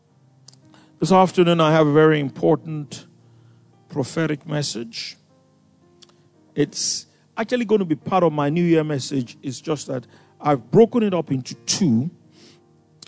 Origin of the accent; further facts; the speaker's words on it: Lagos, Nigeria; moved away; I grew up in Ikoyi